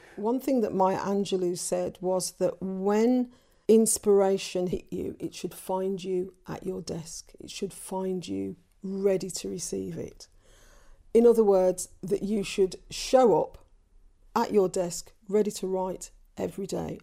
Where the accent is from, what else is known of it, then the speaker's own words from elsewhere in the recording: England, United Kingdom; growing up as half Irish in England, half Caribbean in England